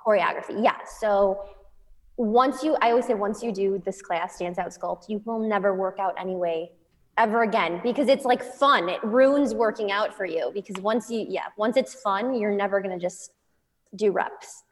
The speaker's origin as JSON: {"language": "English", "region": "Midwest", "country": "United States", "tie": "born or raised there", "moved": "yes", "said": "I grew up in the Midwest"}